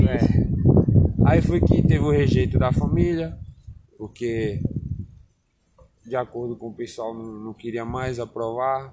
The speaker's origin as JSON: {"language": "Portuguese", "town": "Barreiras", "region": "Bahia", "country": "Brazil", "tie": "born or raised there", "also_born_or_lived": "Alagoas", "lives_now": "Luís Eduardo Magalhães, Brazil", "said": "Eu antes morava em Barreiras, que eu não passei a minha vida toda foi praticamente em Barreiras, porque na verdade eu sou alagoano."}